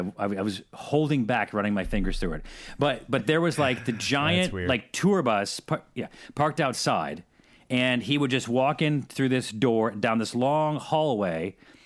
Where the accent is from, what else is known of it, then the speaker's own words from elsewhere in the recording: Syracuse, New York, United States; Because I'm from Syracuse.